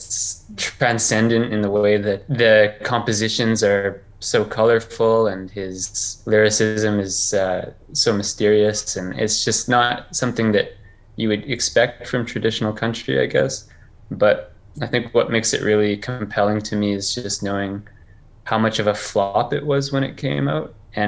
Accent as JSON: {"language": "English", "country": "Canada", "tie": "born or raised there", "said": "I'm from Canada. I grew up pretty rural."}